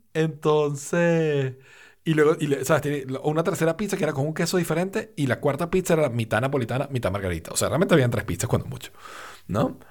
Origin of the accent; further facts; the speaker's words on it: Valencia, Carabobo, Venezuela; also born or lived in Caracas, Venezuela; yo nací en Caracas, yo crecí en Valencia